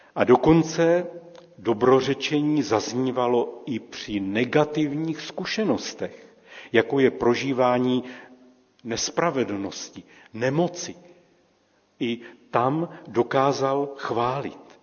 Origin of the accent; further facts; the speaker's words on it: Czechia; A my Češi